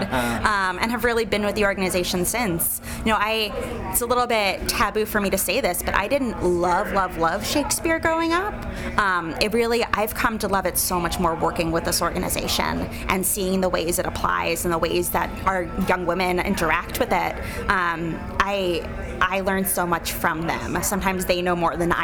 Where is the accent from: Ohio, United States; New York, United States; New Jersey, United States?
New York, United States; New York City; moved away as an adult; also born or lived in Evanston, Illinois; now in Chicago, United States; I grew up in New York City